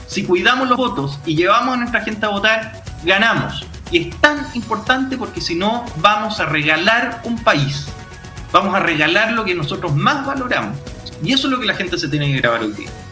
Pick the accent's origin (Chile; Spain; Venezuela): Chile